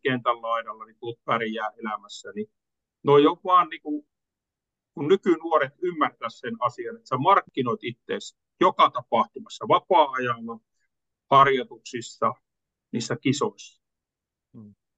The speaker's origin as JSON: {"language": "Finnish", "town": "Kuopio", "region": "North Savo", "country": "Finland", "tie": "born or raised there", "said": "pikkupoikana oli siellä, niin Kuopiossa"}